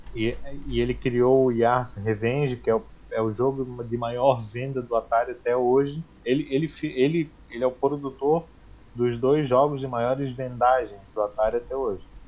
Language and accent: Portuguese; Florianópolis, Santa Catarina, Brazil; sou de Floripa, Santa Catarina, tenho 37 anos